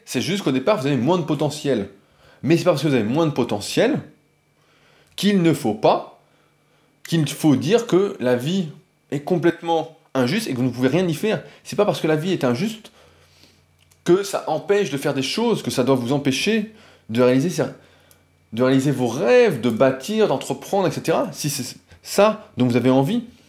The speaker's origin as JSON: {"language": "French", "country": "France", "said": "je suis français comme la plupart d'entre vous"}